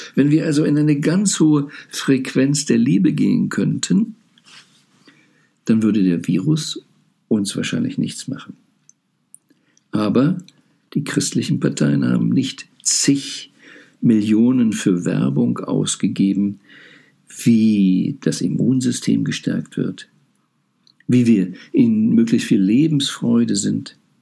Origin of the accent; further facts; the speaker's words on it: Rhineland, Germany; ich bin im Rheinland aufgewachsen